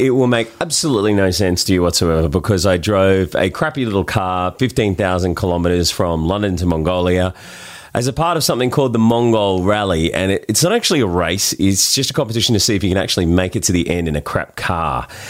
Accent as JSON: {"language": "English", "town": "Sydney", "region": "New South Wales", "country": "Australia", "accent": "Australian", "said": "We're from Bondi."}